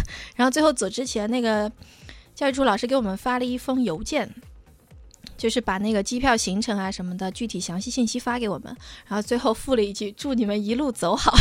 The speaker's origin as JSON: {"language": "Chinese", "country": "China", "said": "我们是来自中国的"}